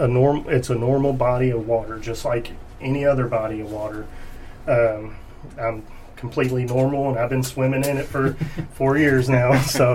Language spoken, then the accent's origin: English; Taylorsville, Kentucky, United States; I grew up in Taylorsville, on Taylorsville Lake